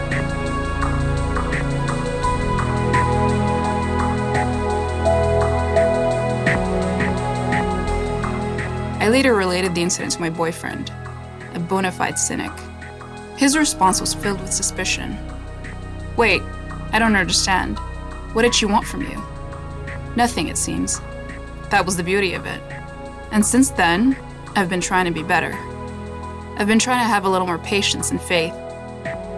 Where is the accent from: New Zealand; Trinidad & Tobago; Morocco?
Morocco; moved away as an adult; also born or lived in Saudi Arabia / Montreal, Canada; now in Toronto, Canada; I was born in Saudi Arabia, grew up in Morocco, and moved to Canada in 2005.